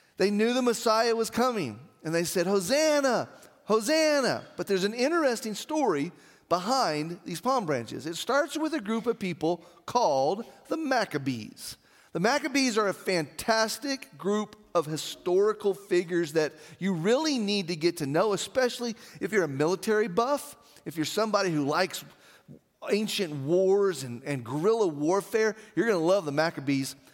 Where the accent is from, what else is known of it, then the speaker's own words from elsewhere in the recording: Artesia, United States; I remember being a kid in the Artesia Methodist Church